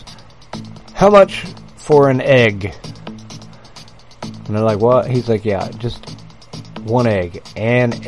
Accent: United States; I'm American

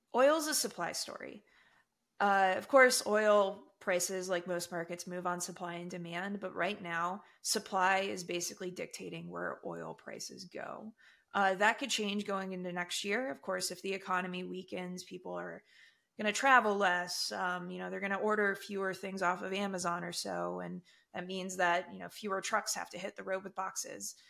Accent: United States; I, as an American

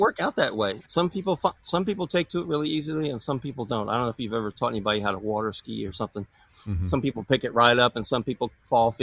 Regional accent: Tampa, Florida, United States; moved away; also born or lived in California; I grew up in Tampa and grew up water skiing

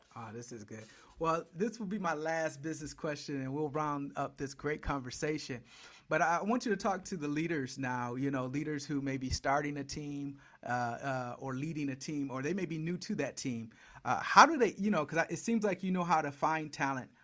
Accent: Detroit, Michigan, United States; I grew up in Detroit watching the Bad Boys

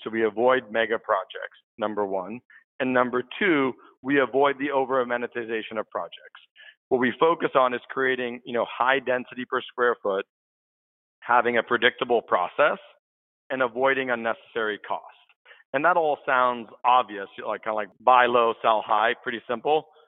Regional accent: San Francisco, California, United States; I'm a San Francisco native. So I grew up here in the Bay Area

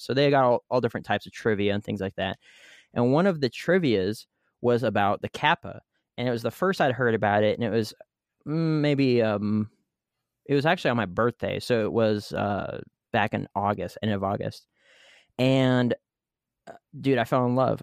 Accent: United States; as American that speaks English

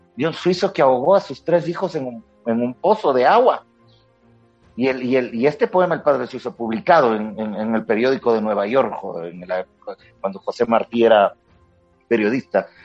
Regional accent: Quito, Pichincha, Ecuador; me crié en el, estudié en el Colegio San Gabriel de Quito

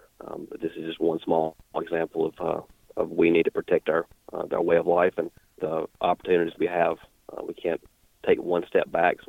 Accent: Mississippi, United States; So I am from North Mississippi, and I work for a camo company.

